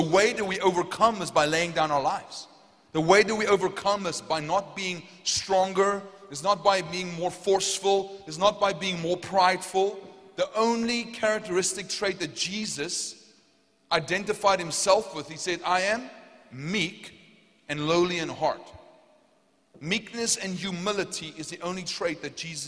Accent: Potchefstroom, North West, South Africa; accent: South African; I'm from Potchefstroom.

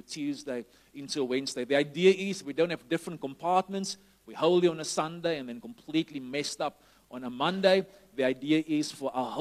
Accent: Somerset West, Western Cape, South Africa; greetings from Shofar Summers the West, which is my hometown where I'm based now

